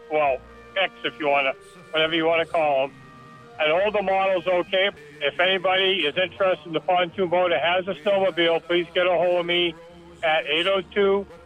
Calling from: Alburgh, Vermont, United States; I'm calling from Alburgh.

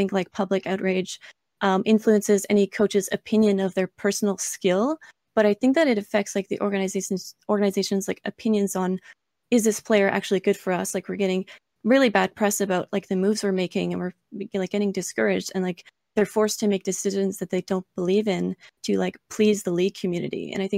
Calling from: Ontario, Canada; I'm calling from Ontario, Canada.

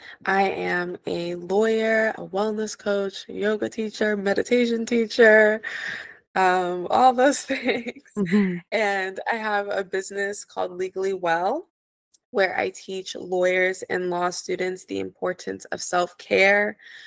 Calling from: Los Angeles, California, United States; I'm tuning in from Los Angeles, California.

